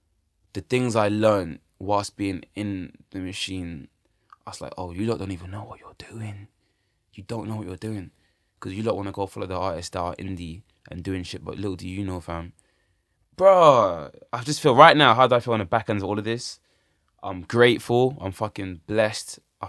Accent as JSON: {"language": "English", "region": "London", "country": "United Kingdom", "said": "I'm talking about things I want in life and my aspirations as a young Londoner, bruv."}